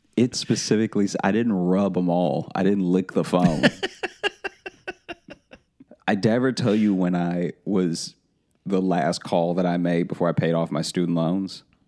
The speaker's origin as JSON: {"language": "English", "region": "Louisiana", "country": "United States", "tie": "born or raised there", "said": "growing up in Louisiana and being around people with like thick Cajun accents"}